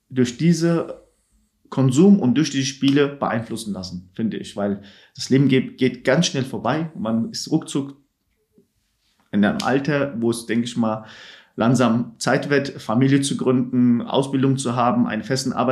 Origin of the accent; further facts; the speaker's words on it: Turkey; moved away; also ich habe meine ganze Kindheit in der Türkei verbracht, habe mehr mitbekommen, ich komme aus der Türkei